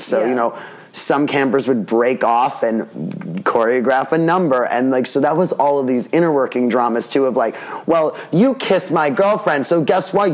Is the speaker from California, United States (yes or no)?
no; New York City, New York, United States; I grew up in Staten Island